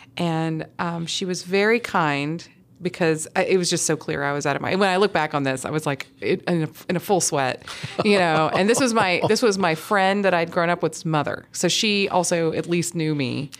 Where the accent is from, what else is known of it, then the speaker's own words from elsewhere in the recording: Huntsville, Alabama, United States; I grew up in Huntsville, Alabama